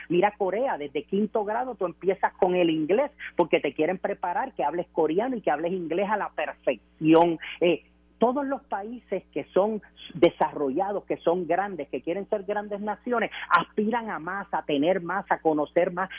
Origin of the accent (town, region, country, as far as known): Puerto Rico